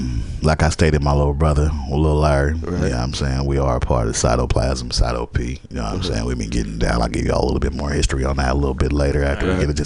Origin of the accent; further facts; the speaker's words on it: Georgetown, Demerara-Mahaica, Guyana; Guyana, Georgetown, Guyana.